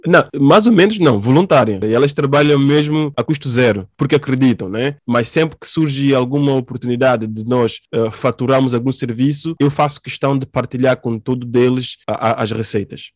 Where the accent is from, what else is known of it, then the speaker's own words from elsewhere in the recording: São Tomé & Príncipe; Sobre a minha infância em Santo Tomé e Príncipe. Eu tive uma infância muito difícil